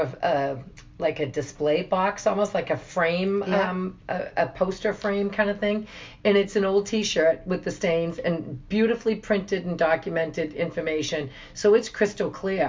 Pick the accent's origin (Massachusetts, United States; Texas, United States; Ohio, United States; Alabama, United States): Massachusetts, United States; Boston; we're from Boston.